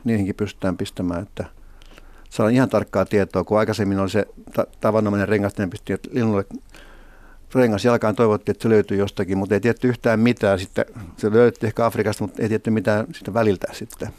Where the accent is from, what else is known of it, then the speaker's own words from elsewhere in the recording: Helsinki, Uusimaa, Finland; also born or lived in Iitti / Riihimäki; muutimme tota Helsinkiin Riihimäeltä ja sitä ennen Riihimäen kolme vuoden – asumista edelsi sitten äh, asuminen Iitissä, jossa mä oon syntynyt